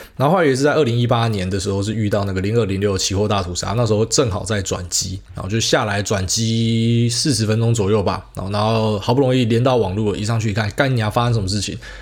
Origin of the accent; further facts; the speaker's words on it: Taiwan; 就我们台湾人最聪明了